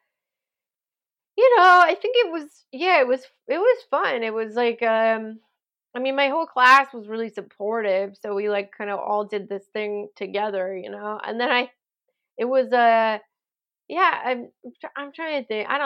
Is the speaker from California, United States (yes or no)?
yes; California, United States; moved away as an adult; also born or lived in Chicago; I'm from California